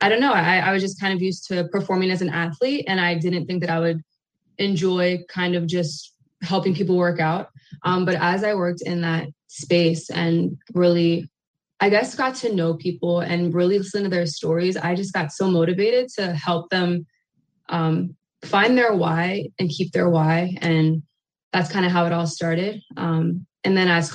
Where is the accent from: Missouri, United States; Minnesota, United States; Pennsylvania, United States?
Pennsylvania, United States; moved away as an adult; now in Maryland, United States; Originally, I am from Pennsylvania, born and raised. I moved to Maryland about 4 years ago